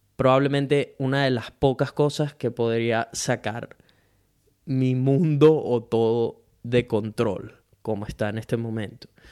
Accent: Venezuela; now in Brisbane, Australia; soy un latino venezolano que vive en Brisbane, Australia

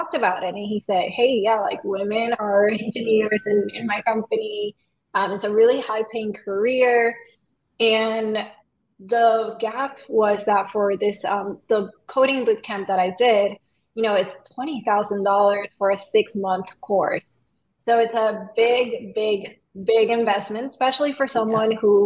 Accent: Venezuela; also born or lived in Puerto Rico; now in Los Angeles, United States; I'm from Venezuela

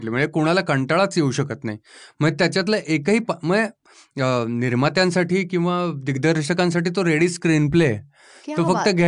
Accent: Pune, Maharashtra, India; accent: Pune tone; मी मूळचा पुण्याचा आहे

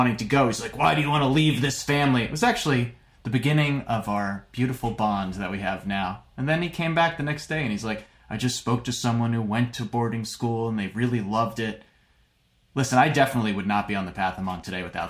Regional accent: New York, United States; moved away as an adult; now in Connecticut, United States; I'm in Connecticut. I moved to Connecticut. I left my hometown of New York

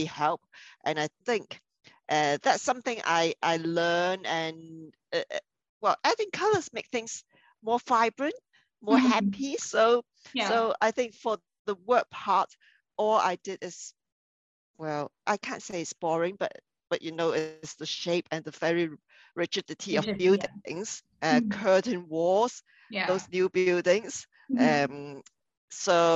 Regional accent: Hong Kong; my hometown

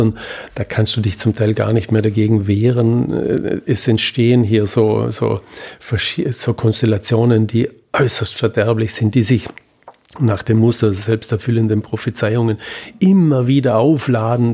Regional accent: Vorarlberg, Austria; ich komme aus Vorarlberg

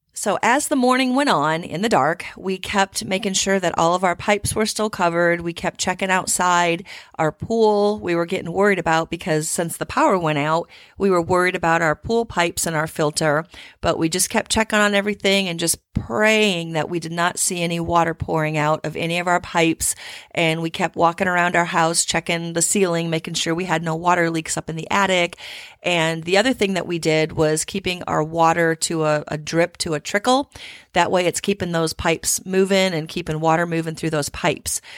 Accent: Midwest, United States; now in Houston, United States; growing up in the Midwest

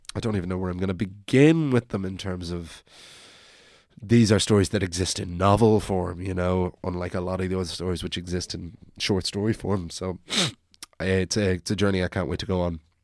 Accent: Wicklow, Leinster, Ireland; now in Dublin, Ireland; I'm from the country, I'm from Wicklow, and so I remember many nights walking up my hill to my house at night

